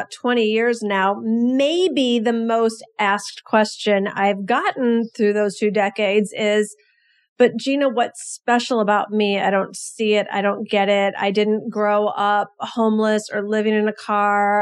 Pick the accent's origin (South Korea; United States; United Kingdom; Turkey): United States; Detroit, Michigan; also born or lived in Kalamazoo; I'm from Detroit